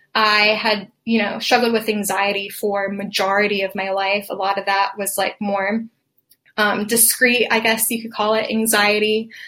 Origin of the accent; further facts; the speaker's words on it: Atlanta, Georgia, United States; I am from Atlanta, Georgia